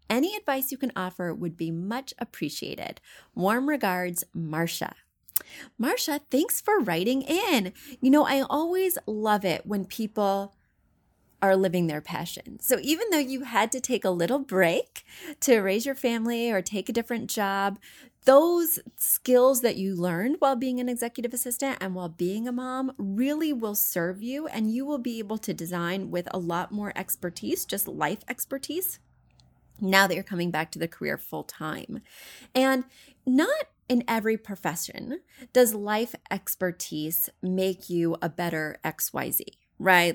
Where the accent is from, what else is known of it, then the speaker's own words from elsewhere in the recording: Missouri, United States; moved away; I'm from Missouri. I grew up poor